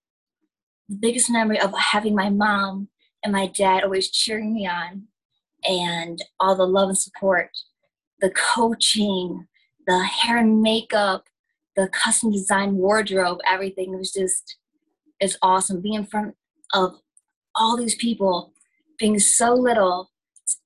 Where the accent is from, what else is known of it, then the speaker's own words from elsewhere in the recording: upstate New York, United States; I grew up actually in upstate New York.